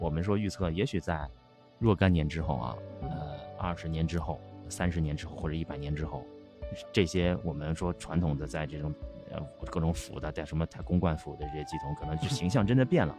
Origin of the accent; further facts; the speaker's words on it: China; 其实我们中国人过去也就这样，他们就是我们，我们就是他们，没有区别。